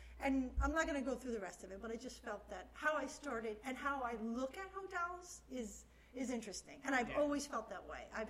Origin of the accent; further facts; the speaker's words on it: Miami, Florida, United States; now in West Palm Beach, United States; I'm born and raised in Miami.